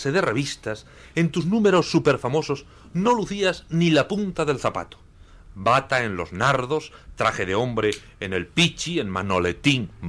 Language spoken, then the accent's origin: Spanish; Granada, Andalusia, Spain; yo vine de Granada de estudiante, aprendí a visitar los teatros a través de la CLA